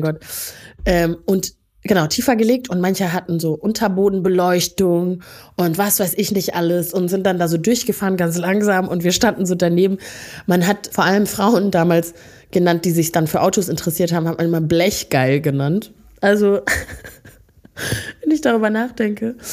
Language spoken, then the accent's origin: German; Neukirchen-Vluyn, North Rhine-Westphalia, Germany; also born or lived in Rwanda; Neukirchenflühen da wo ich aufgewachsen bin.